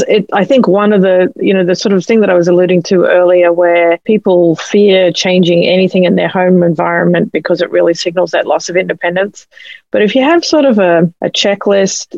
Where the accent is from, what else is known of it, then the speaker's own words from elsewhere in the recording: Australia; now in United States; You can probably tell I'm from Australia